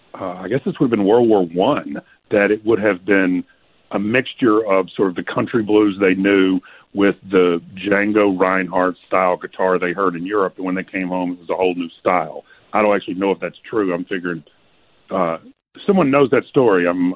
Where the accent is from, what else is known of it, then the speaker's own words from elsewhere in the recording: Clarksdale, Mississippi, United States; I'm from Clarksdale, Mississippi, which is in the Delta